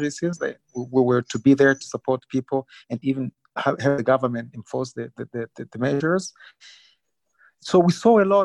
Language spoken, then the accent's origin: English; Rwanda; I'm from Rwanda.